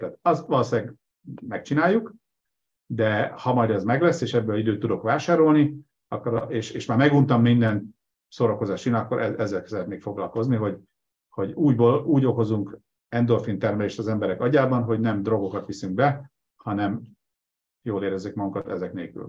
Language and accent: Hungarian; Nyíregyháza, Szabolcs-Szatmár-Bereg, Hungary; moved away; also born or lived in Debrecen; Nyíregyházán nőttem fel